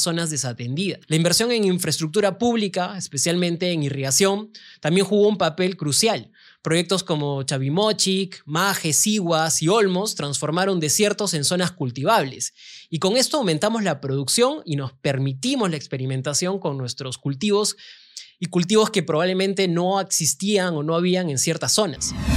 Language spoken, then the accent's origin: Spanish; Peru; como peruanos